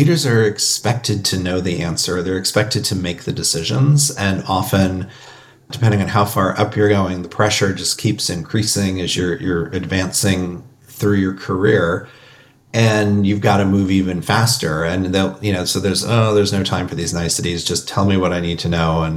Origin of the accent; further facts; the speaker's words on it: Indiana, United States; I grew up in Indiana. My family was not from Indiana, but we moved into Indiana